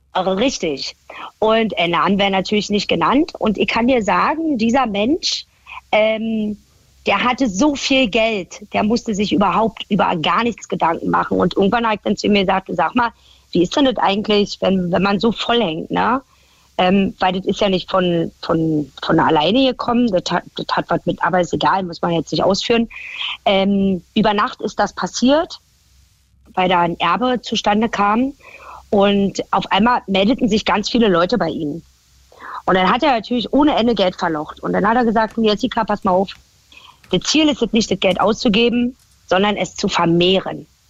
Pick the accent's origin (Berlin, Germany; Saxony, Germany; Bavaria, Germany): Berlin, Germany; accent: Berlin dialect (Berlinern); moved away as an adult; now in Baden-Württemberg, Germany; Berlin war halt meine Heimat